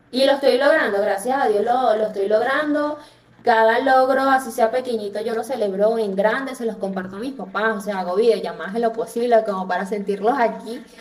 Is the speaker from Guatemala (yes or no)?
no; Venezuela; me dice que si soy colombiana, que si soy cubana por el acento y ya, y no, bueno, con Cuba nos parecemos, pero no tanto.